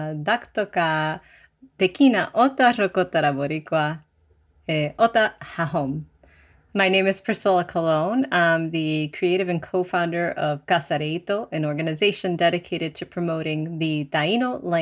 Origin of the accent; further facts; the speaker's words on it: Massachusetts, United States; first language Spanish; English is a second language; My parents' first language is Spanish, so I got the benefit of learning their native language. So I started with Spanish, then learned English in school